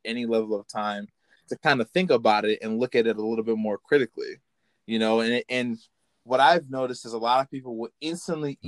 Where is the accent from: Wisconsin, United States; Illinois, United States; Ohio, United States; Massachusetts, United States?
Illinois, United States; I'm from Illinois